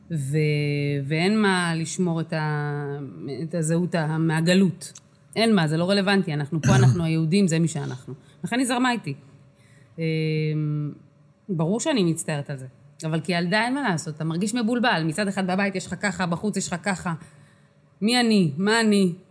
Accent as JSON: {"language": "Hebrew", "town": "Kiryat Arba", "region": "West Bank", "country": "Palestine", "tie": "born or raised there", "said": "זאת אומרת, אני גדלתי בקריית ארבע, אז המוזיקה שהכרתי זה הייתה באמת"}